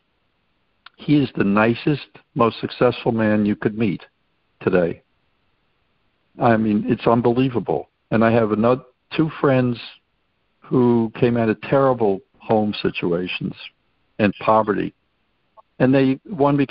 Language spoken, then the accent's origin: English; New York City, New York, United States; being a New Yorker and having been in New York City in 1968